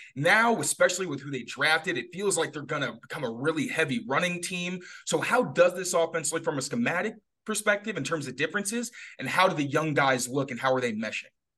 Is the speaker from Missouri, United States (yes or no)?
no; Chicago, Illinois, United States; I'm from Chicago, so I'm a neighbor to Wisconsin originally